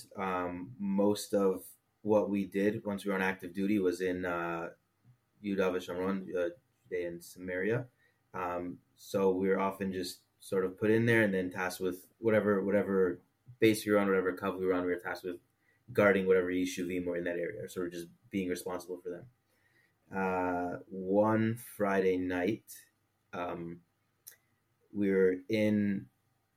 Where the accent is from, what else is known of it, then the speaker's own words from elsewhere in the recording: Toronto, Ontario, Canada; moved away as an adult; now in Israel; I grew up modern Orthodox in Toronto, Canada